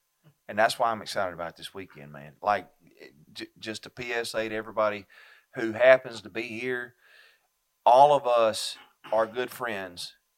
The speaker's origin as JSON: {"language": "English", "town": "Baxley", "region": "Georgia", "country": "United States", "also_born_or_lived": "Western New York", "moved": "yes", "lives_now": "New York, United States", "said": "I'm from Baxley. I've been living in New York. I ain't talking about New York City. Everybody in Georgia thinks New York is New York City. I've been living in Western New York, where the area where I live is very red, very Republican."}